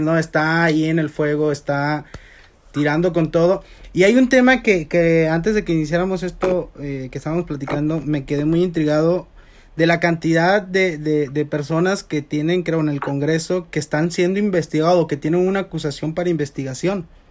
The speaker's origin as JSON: {"language": "Spanish", "country": "Mexico", "said": "Siento yo como mexicano"}